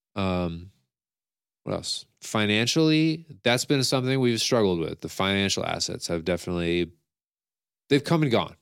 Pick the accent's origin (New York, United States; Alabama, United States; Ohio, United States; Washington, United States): New York, United States; Scotia; I'm from Scotia and I know the area